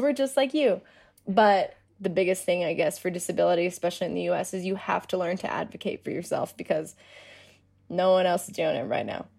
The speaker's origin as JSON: {"language": "English", "town": "Denver", "region": "Colorado", "country": "United States", "said": "I'm from Denver"}